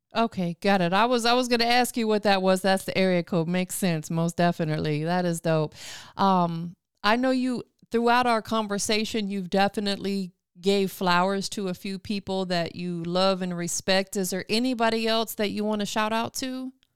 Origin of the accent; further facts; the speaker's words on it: Tampa, Florida, United States; moved away as an adult; now in Atlanta, United States; I'm from Tampa, born and raised.